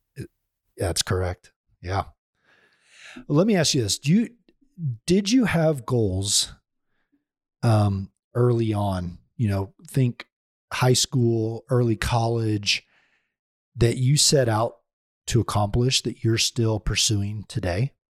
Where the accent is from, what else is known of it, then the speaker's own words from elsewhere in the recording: Oklahoma, United States; I'm from Oklahoma